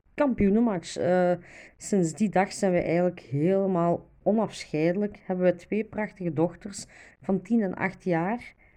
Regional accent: Diest, Flanders, Belgium; Ik ben zelf afkomstig van Diest

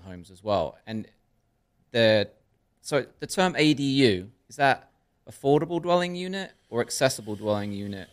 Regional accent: Stamford, Connecticut, United States; I was raised in Darien and Stamford

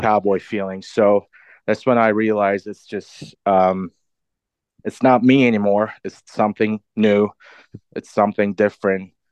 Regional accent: Istanbul, Turkey; moved away as an adult; also born or lived in London / Boston; I grew up in Istanbul, Turkey. Most of my life. I lived there until my early twenties.

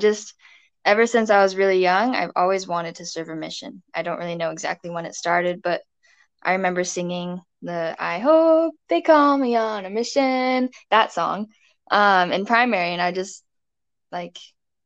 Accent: West Jordan, Utah, United States; also born or lived in Connecticut / Pennsylvania; From West Jordan, Utah. I've lived there for 8-ish years. Before that, I lived out east. I lived in Connecticut and Pennsylvania

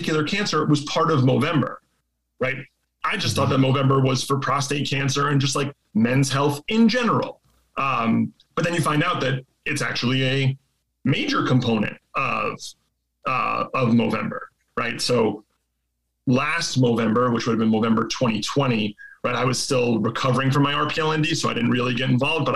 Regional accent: New York, United States; I'm from here. Like I took the ferry here.

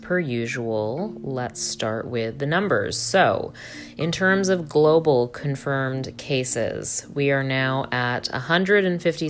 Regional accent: Canada; I am Canadian

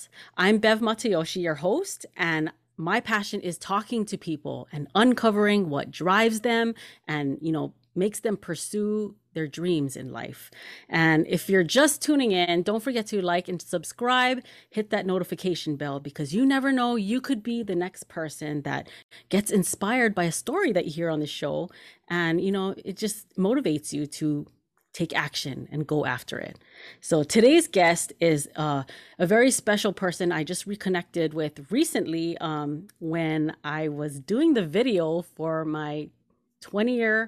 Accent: Kaneohe, Hawaii, United States; growing up in Hawaii, both me and you, you know, we're both from Kaneohe

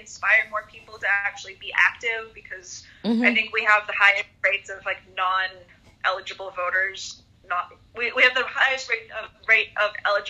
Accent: United States; the freedoms and the abilities that the Constitution has given me as an American

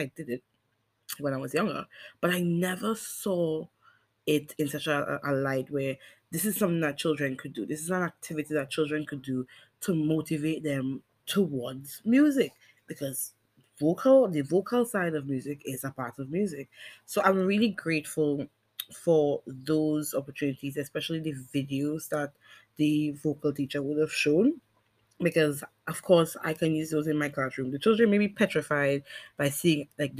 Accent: Bel Garden, Tobago, Trinidad & Tobago; I am from Belgarden

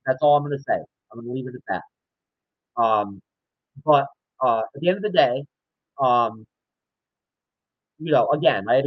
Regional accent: New York, United States; I'm from New York, born and raised.

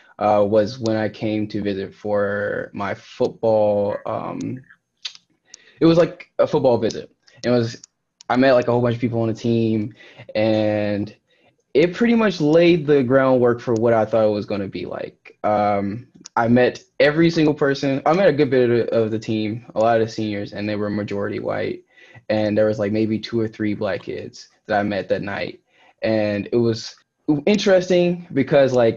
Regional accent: Louisiana, United States; moved away as an adult; now in Cleveland, United States; I'm from Louisiana

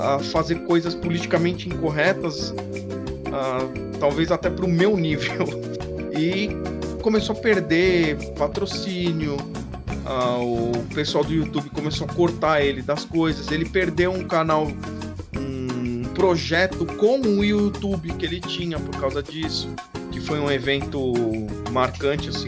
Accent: São Paulo, Brazil; capital do, de São Paulo.

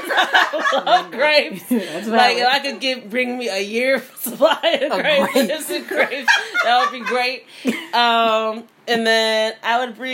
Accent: Chicago, Illinois, United States; moved away as an adult; now in South Korea; I am from Chicago.

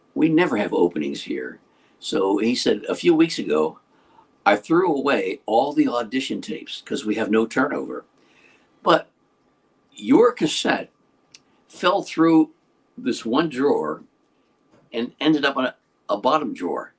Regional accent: Western Pennsylvania, United States; moved away; I grew up in Western Pennsylvania

